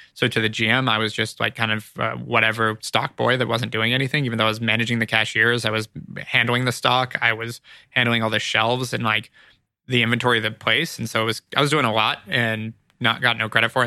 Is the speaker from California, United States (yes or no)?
yes; Ojai, California, United States; moved away as an adult; also born or lived in Los Angeles, United States / Arizona, United States; now in Santa Monica, United States; Born here, but grew up in Ojai